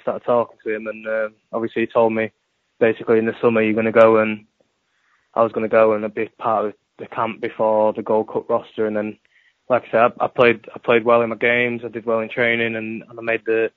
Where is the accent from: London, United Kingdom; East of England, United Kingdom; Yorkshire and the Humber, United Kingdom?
Yorkshire and the Humber, United Kingdom; also born or lived in United States; I was raised in Yorkshire